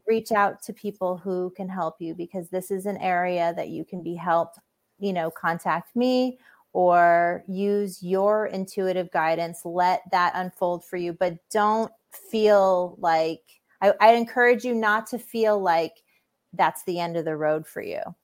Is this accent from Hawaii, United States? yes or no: yes; Hawaii, United States; growing up in Hawaii, there's a lot of spiritually open people, um, and that affected me